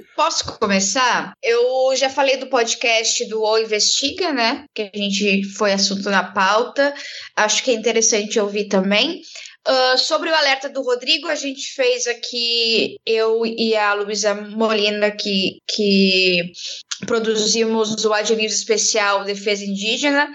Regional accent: Brazil; nós somos brasileiros

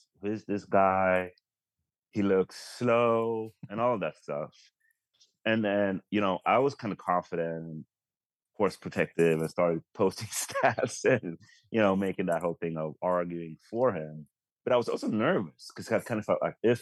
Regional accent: Sweden; as a Swedish Spurs fan

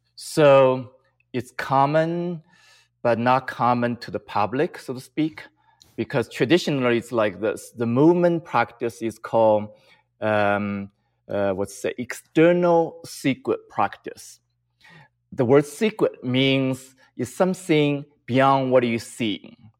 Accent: China; moved away; I grew up in China

